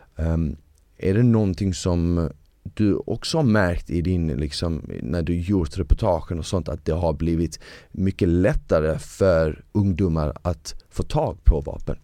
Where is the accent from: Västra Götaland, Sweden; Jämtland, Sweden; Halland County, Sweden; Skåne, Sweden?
Skåne, Sweden; Malmö; Swedish is a second language; also born or lived in Bosnia; vi bodde på Rosengård